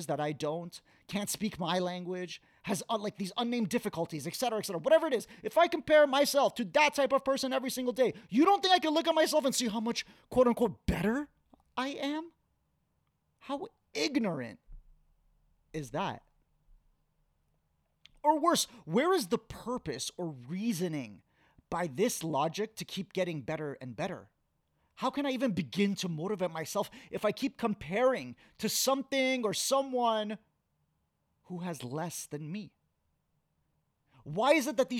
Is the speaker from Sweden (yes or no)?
no; Canada; Growing up in Canada, Black History Month was very normal.